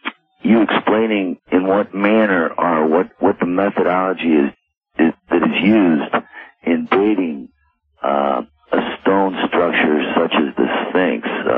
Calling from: St. Louis, Missouri, United States; I'm calling from St. Louis, Missouri.

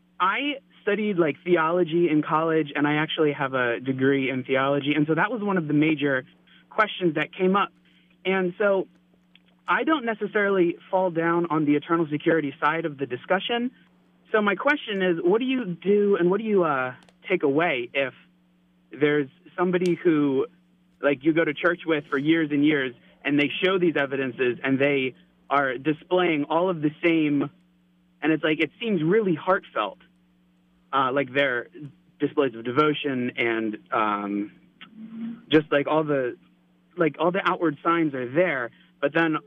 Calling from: Middletown, Pennsylvania, United States; So I'm listening from Middletown, Pennsylvania, as I think you may have mentioned.

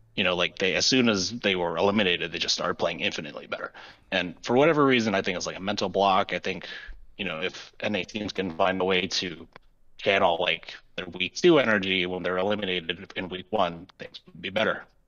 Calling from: Boston, Massachusetts, United States; I'm calling from Boston, Massachusetts

